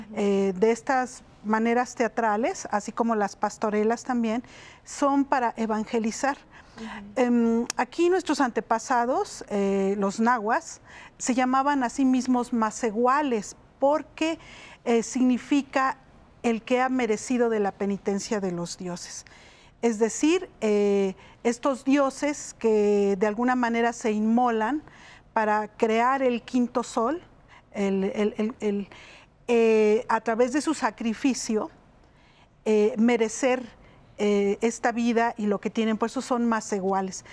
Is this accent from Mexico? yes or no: yes; Mexico City, Mexico; en Xochimilco, que es de donde yo vengo